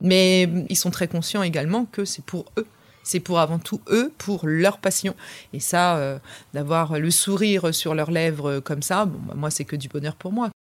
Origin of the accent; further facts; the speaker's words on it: Paris, Île-de-France, France; now in Rouen, France; Je suis une Parisienne qui est euh, venue sur Rouen. pour, pour, pour un mariage et qui donc du coup a, a évolué après depuis maintenant plus de 17 ans sur Rouen.